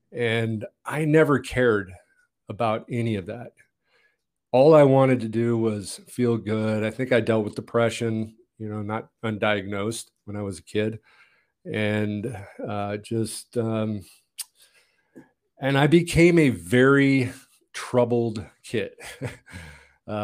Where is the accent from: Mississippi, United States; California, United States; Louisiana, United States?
California, United States; Montebello; born there; Well, I was born in Montebello, Southern California. And, you know, we moved a lot.